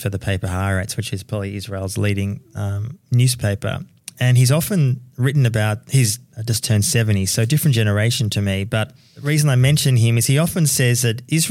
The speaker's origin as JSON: {"language": "English", "town": "Melbourne", "region": "Victoria", "country": "Australia", "tie": "born or raised there", "said": "me growing up in Melbourne"}